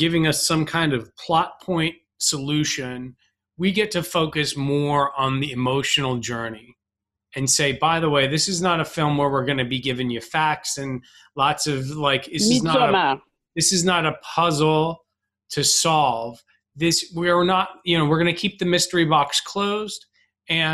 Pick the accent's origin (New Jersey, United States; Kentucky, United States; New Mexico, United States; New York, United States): New York, United States; New York City; I'm an Irish Catholic New York Jew who's never been to Hebrew school or Catholic school